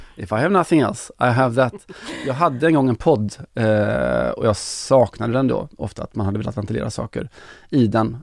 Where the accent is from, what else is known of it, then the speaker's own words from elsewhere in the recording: Kinna, Västra Götaland, Sweden; jag är från Kina